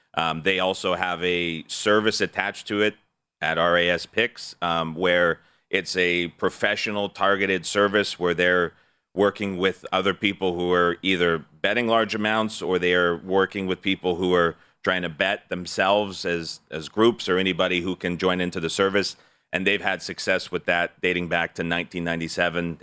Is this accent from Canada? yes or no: yes; Alberta, Canada; as a Canadian